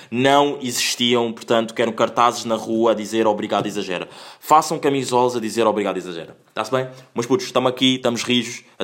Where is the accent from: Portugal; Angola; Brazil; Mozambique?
Angola; Pá, eu sou angolano, adoro Kizomba, não é?